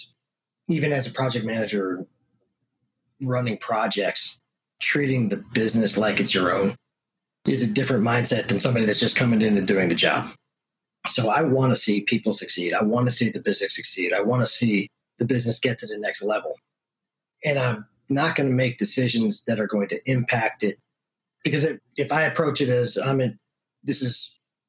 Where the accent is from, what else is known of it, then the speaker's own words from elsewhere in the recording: Northeast, United States; moved away as an adult; also born or lived in Hyde Park, New York; now in Texas, United States; I'm from the Northeast, actually. So moved down to Texas in 2009, work related